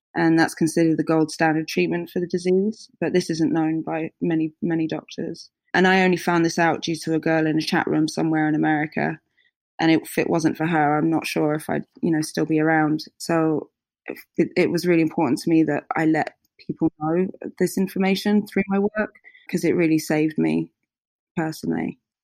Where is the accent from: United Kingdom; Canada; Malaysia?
United Kingdom; Hertfordshire, East of England; I grew up just outside of London uh, in Hertfordshire